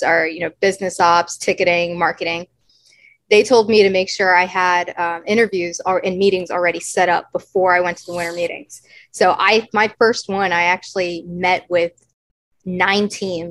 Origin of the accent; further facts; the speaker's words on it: Texas, United States; moved away; also born or lived in New Hampshire (Dartmouth); I grew up in Texas